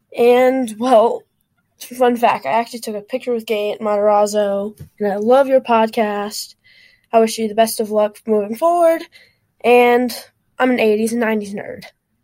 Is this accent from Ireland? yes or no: no; Detroit, Michigan, United States; I'm from Detroit, Michigan.